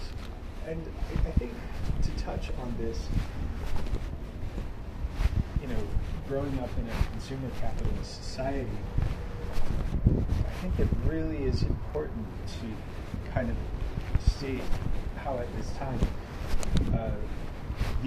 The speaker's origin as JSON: {"language": "English", "region": "the South", "country": "United States", "tie": "born or raised there", "said": "growing up in the South"}